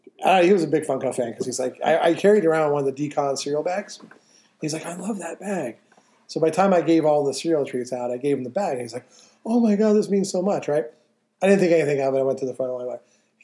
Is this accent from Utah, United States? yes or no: yes; Utah, United States; we're from Utah. I said we're from Utah.